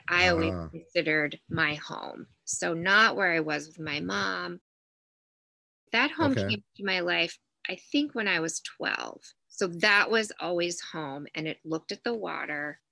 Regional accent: the South, United States; I grew up in the South. I grew up very poor, single mom.

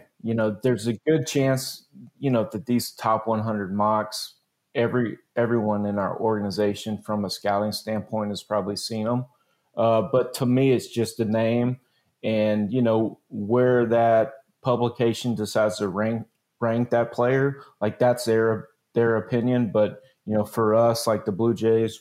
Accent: Jasper, Texas, United States; also born or lived in Nevada / Louisiana; I grew up in Jasper, Texas

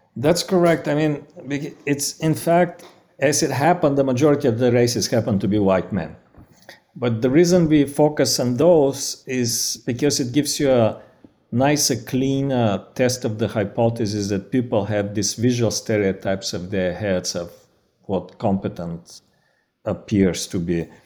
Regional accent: Bulgaria; accent: Bulgarian; English is a second language; moved away; i'm originally from bulgaria that's my accent

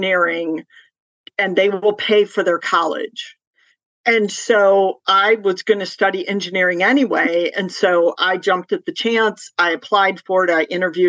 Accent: Detroit, Michigan, United States; moved away as an adult; also born or lived in New England / Boston / North Carolina; I grew up in Detroit

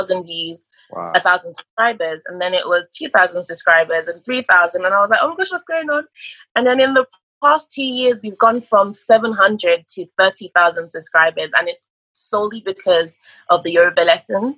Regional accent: England, United Kingdom; also born or lived in Nigeria; I was actually born in Nigeria. And then I moved to England when I was 6, and I pretty much lived my whole life in England.

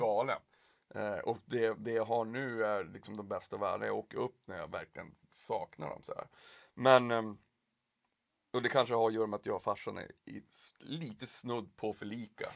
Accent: Piteå, Norrbotten County, Sweden; now in Stockholm, Sweden; jag är ju uppväxt i Piteå

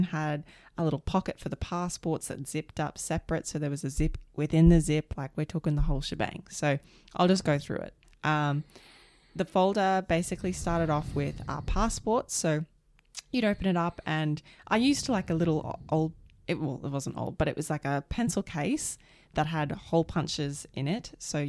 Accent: United States; I didn't necessarily need it either because I'm an American.

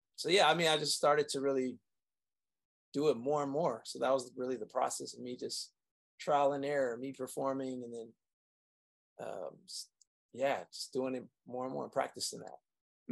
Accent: Saginaw, Michigan, United States; I was born in Saginaw, Michigan

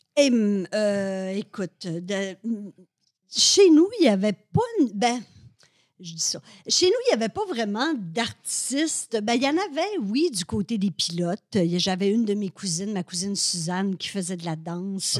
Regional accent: Alma, Quebec, Canada; moved away as an adult; now in Montreal, Canada; je viens du Lac-Saint-Jean, moi, je viens d'Alma

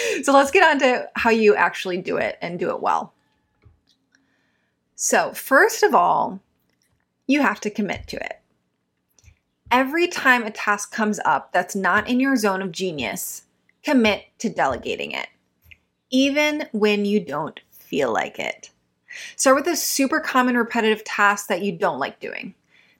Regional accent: Midwest, United States; growing up in the Midwest.

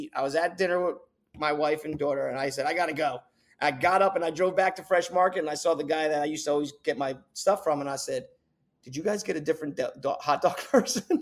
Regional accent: New Jersey, United States; now in Raleigh, United States; I'm from New Jersey

